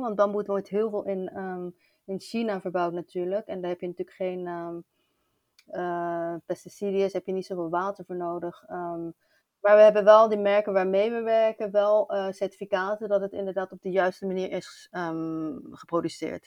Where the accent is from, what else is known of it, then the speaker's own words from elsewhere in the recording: Rotterdam, South Holland, Netherlands; moved away as an adult; now in Barcelona, Spain; ik ben in Rotterdam geboren en ik woon nu al sinds jaar in, eh, in Barcelona.